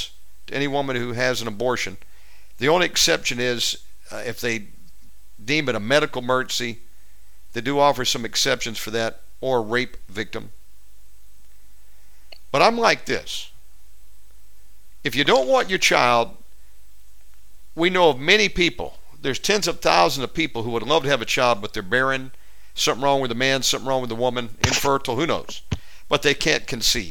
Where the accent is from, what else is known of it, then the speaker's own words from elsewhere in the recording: United States; being an American